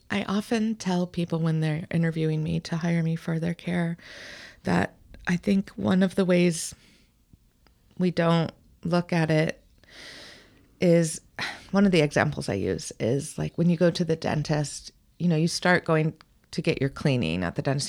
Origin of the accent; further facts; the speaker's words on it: Newport, Rhode Island, United States; now in Portland, United States; I was born at a naval hospital in Newport, Rhode Island